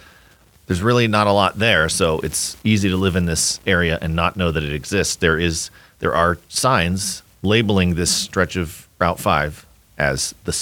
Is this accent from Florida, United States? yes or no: no; Braceville, Ohio, United States; I grew up in Braceville